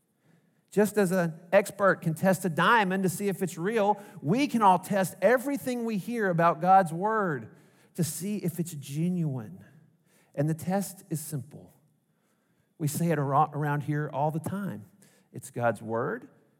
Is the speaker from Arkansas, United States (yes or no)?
yes; Arkansas, United States; accent: Arkansas; my heart language, my mother tongue, is Arkansas